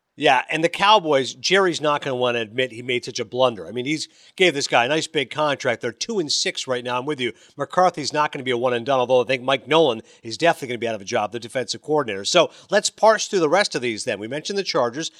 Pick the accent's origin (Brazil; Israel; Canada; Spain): Canada; I'm a Canadian